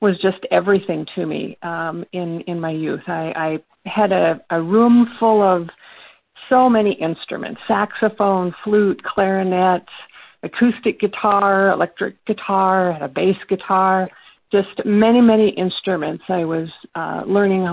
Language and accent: English; northern Minnesota, United States; I'm actually from northern Minnesota, is where I grew up